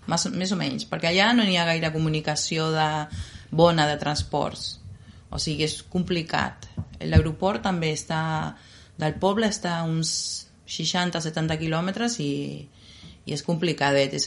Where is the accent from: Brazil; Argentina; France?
Argentina; Jáuregui, Buenos Aires Province; Catalan is a second language; now in Gelida, Spain; Nosaltres vam néixer en un poble que està a 70 quilòmetres de Buenos Aires, que es diu Jauregui. És un poble petit